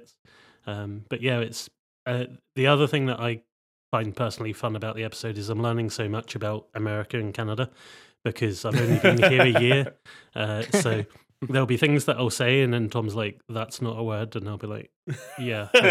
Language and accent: English; Scotland, United Kingdom; I'm from Scotland in the UK